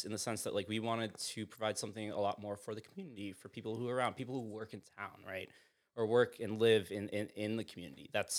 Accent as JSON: {"language": "English", "town": "Sag Harbor", "region": "New York", "country": "United States", "tie": "born or raised there", "said": "I grew up in Sag Harbor"}